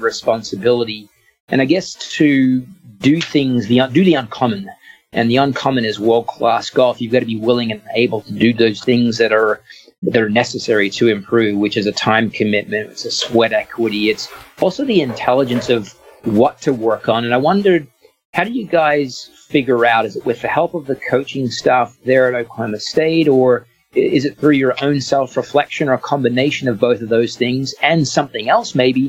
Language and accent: English; Australia; moved away; I'm from Australia